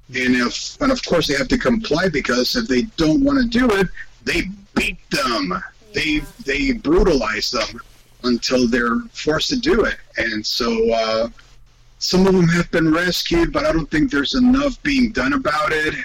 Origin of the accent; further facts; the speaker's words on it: Spain; moved away; I grew up in Spain in a very Catholic family, and I was raised by my grandparents